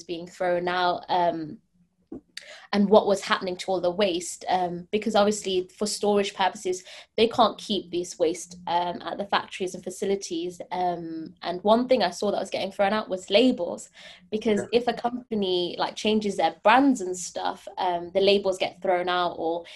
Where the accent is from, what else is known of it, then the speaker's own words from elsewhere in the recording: Leicester, East Midlands, United Kingdom; I'm from Leicester, which is pretty much the head of fast fashion